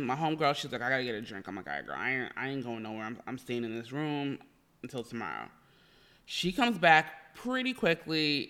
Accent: New Jersey, United States; moved away as an adult; also born or lived in New York / California; now in Los Angeles, United States; I'm originally from New Jersey. I was born, I'm a Jersey girl. I'm a small town girl. As I always like to say, New Jersey raised me

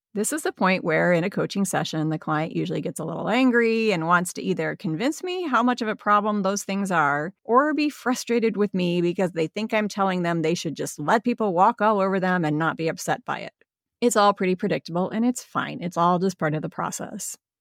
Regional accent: Midwest, United States; I'm a Midwesterner, and in the Midwest, we use the word guys as interchangeable with people.

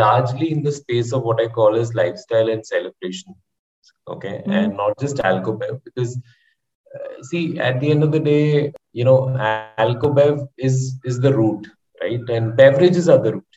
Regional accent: Kerala, India; I am from Kerala

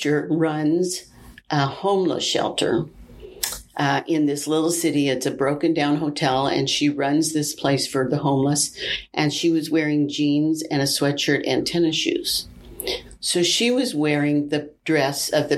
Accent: Wichita, Kansas, United States; moved away as an adult; now in St. Louis, United States; I'm from the Wichita area. We're living in St. Louis.

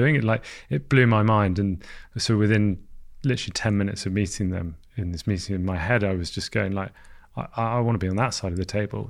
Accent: London, United Kingdom; So I grew up in London.

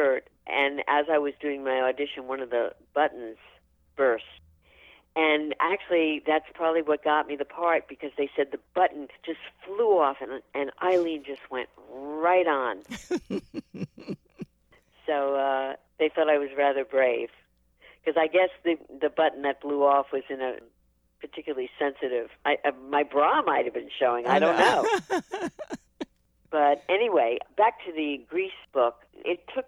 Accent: New York City, New York, United States; growing up in Brooklyn, I never even met a cheerleader

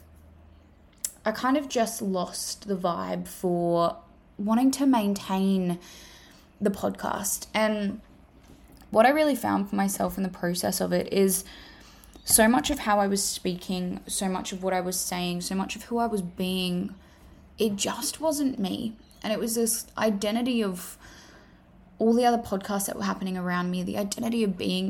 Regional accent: Australia; accent: Australian; As you can tell from my accent, I am an Australian female.

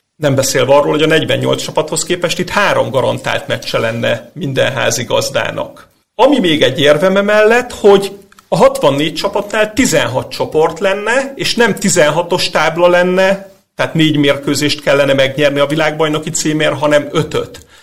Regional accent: Hungary; mint magyar labdarúgó szurkoló

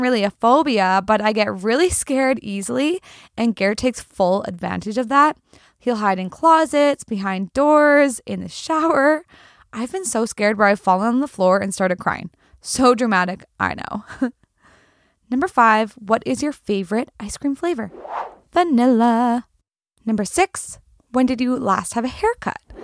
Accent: the Kootenays, British Columbia, Canada; Growing up in the Kootenays, your family listened to country music

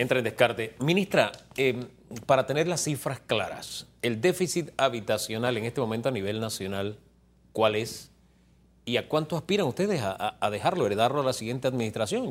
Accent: Panama; somos todos los panameños

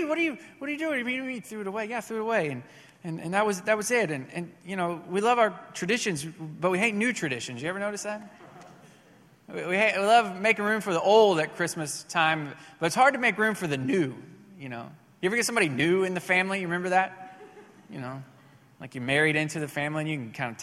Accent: Missouri, United States; moved away as an adult; now in Texas, United States; one of the traditions at my house growing up in Missouri

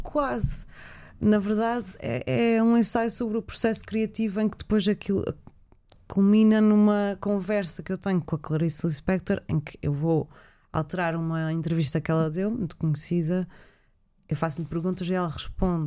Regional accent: Azores, Portugal; o facto de eu ter vindo para os Açores pequenina e, e não ter nascido cá

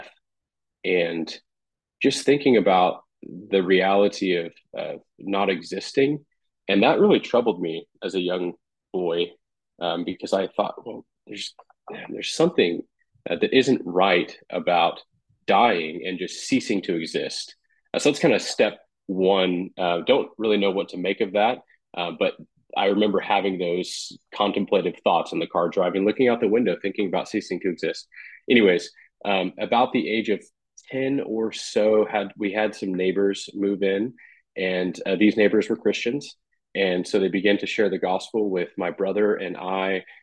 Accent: Bakersfield, California, United States; now in Carmel, United States; I grew up on the West Coast. So I grew up in California, Bakersfield, which is right in the center of the state.

